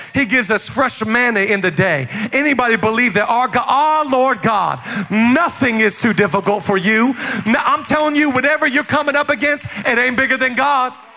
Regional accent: Seattle, Washington, United States; moved away as an adult; also born or lived in Los Angeles, United States; I'm from Seattle

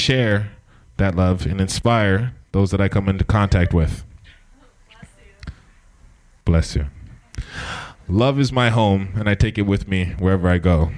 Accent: Santa Cruz, California, United States; Santa Cruz

